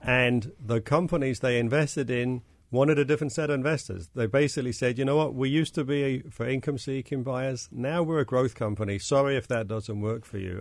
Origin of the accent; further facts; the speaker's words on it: London, United Kingdom; now in United States; this isn't where I grew up. I brought my accent with me from, from London